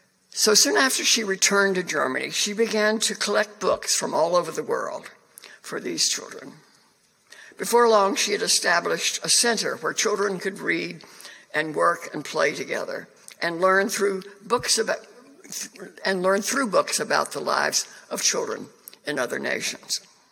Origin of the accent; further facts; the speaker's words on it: China; born there; I was born in China, not Cuba.